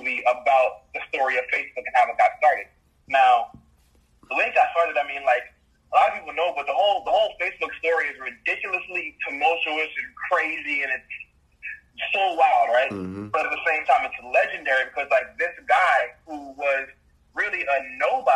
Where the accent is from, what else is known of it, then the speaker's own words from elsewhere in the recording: Jamaica; being a Jamaican, our number one, I guess, resource or revenue generator is tourism